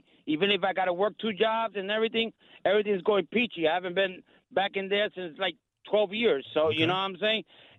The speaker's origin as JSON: {"language": "English", "town": "New York City", "region": "New York", "country": "United States", "tie": "born or raised there", "moved": "yes", "lives_now": "Connecticut, United States", "said": "Born and raised in the Bronx. I live in Connecticut now."}